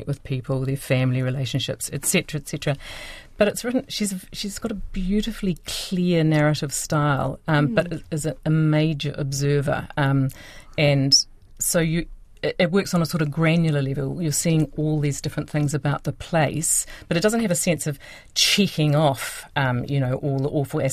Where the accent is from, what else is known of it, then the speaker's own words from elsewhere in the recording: Christchurch, Canterbury, New Zealand; it's set in Christchurch, which is my hometown